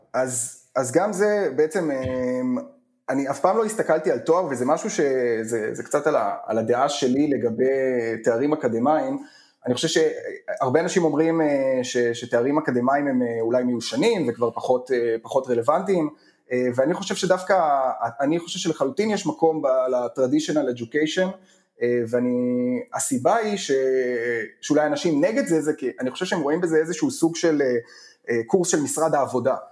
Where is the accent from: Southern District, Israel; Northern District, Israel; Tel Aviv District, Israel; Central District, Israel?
Central District, Israel; Hofit; אני גדלתי בחופית שבעמק חפר